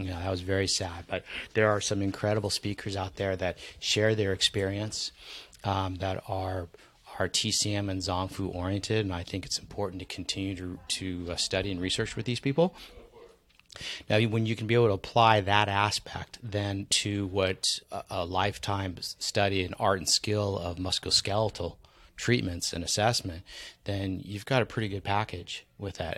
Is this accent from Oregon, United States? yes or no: no; San Diego, California, United States; also born or lived in Maui; San Diego, my hometown